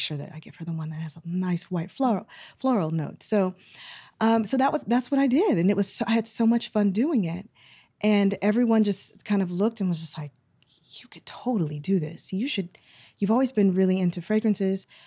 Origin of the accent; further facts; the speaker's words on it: Houston, Texas, United States; moved away; I'm originally from Houston, Texas, but I have a lot of family from Saint Louis